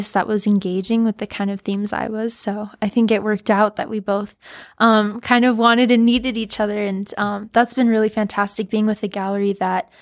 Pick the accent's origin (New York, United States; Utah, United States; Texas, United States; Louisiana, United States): Utah, United States; Provo; I'm from Provo